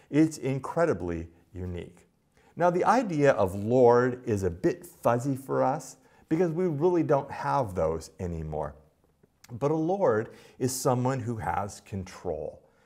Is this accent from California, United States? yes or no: yes; Los Angeles, California, United States; growing up in Los Angeles